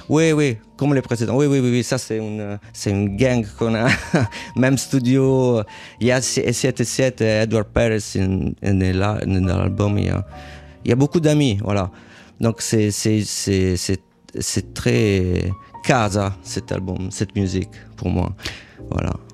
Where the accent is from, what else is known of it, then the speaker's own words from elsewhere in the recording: Rome, Lazio, Italy; French is a second language; moved away; also born or lived in Paris / New York; J'ai grandi à Rome